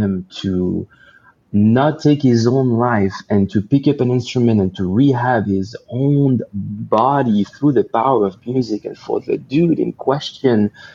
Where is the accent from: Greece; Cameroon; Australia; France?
France; moved away as an adult; now in Los Angeles, United States; I decided to leave everything and everyone behind in my homeland of France, to just move here by myself